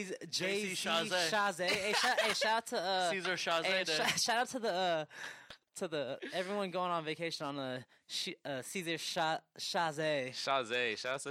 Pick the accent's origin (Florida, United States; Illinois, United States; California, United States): California, United States; Bay Area; we're from the Bay Area